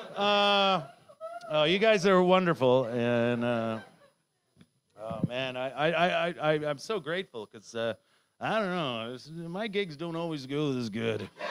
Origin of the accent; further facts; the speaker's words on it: Canada; moved away; they moved to Canada before I was fucking born there